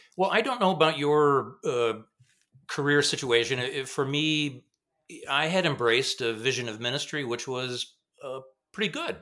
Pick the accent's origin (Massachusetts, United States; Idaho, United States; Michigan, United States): Michigan, United States; Grand Rapids; also born or lived in Zurich, Switzerland; I grew up in Grand Rapids